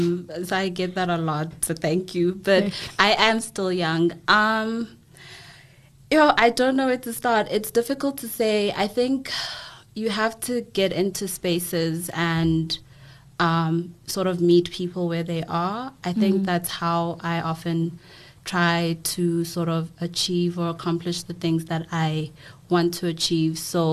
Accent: KwaMashu, KwaZulu-Natal, South Africa; being raised in a very Western sort of setting, when originally I'm from Guamashu, and like the clash and the push and pull between those two spaces

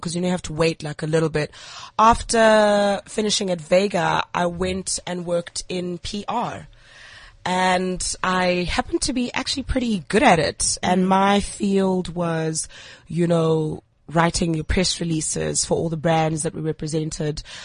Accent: Port Elizabeth, Eastern Cape, South Africa; moved away as an adult; also born or lived in Grahamstown; now in Johannesburg, South Africa; I'm a girl from the Eastern Cape, eBhayi.

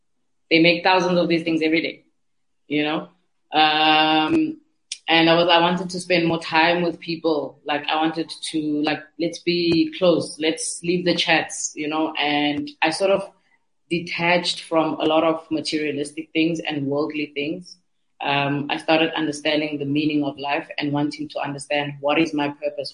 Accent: Cape Town, Western Cape, South Africa; I'm from Nyanga.

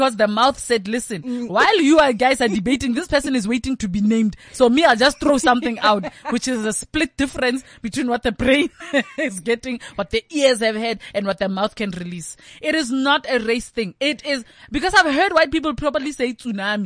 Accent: South Africa; as a South African or a South African

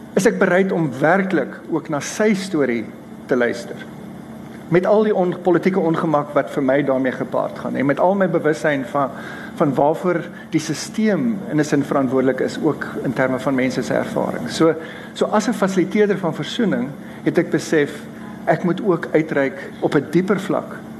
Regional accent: Stellenbosch, Western Cape, South Africa; moved away as an adult; also born or lived in Ireland; ek het groot geword in Enie Park

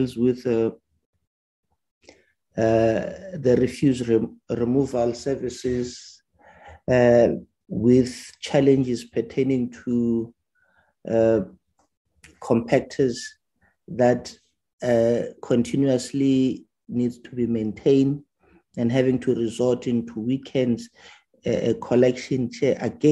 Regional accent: Ekurhuleni, Gauteng, South Africa; I am from Ekuruleni Fosloras

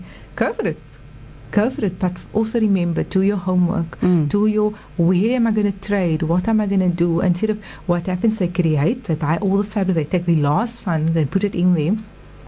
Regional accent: South Africa; So we're South African

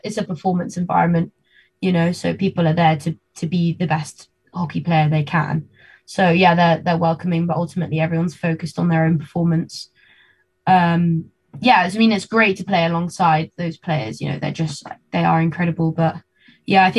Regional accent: London, United Kingdom; also born or lived in Argentina; now in Birmingham, United Kingdom; London is my hometown

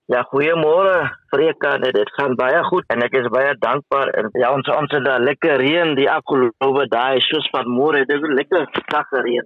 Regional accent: Windhoek, Khomas, Namibia; ek is gebore in Windhoek en ek het as alleen kind groot geword.

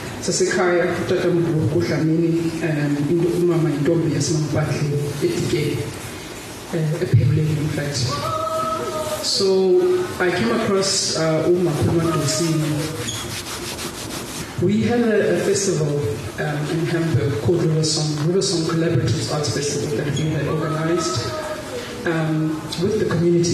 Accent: Eastern Cape, South Africa; also born or lived in Grahamstown, South Africa; I grew up in the Eastern Cape, many different places, including Grahamstown.

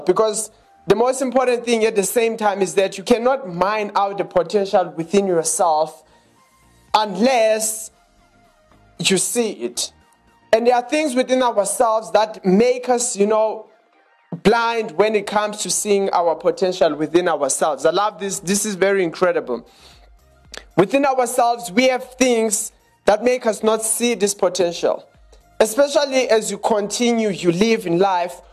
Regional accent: Johannesburg, Gauteng, South Africa; We are from Johannesburg in South Africa.

